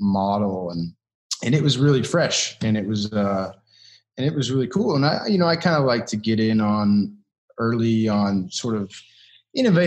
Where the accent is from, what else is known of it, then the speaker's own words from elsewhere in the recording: Kentucky, United States; moved away; I'm from Kentucky